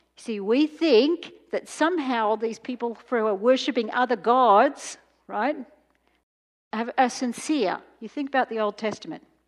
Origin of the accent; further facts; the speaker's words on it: Australia; I'm from Australia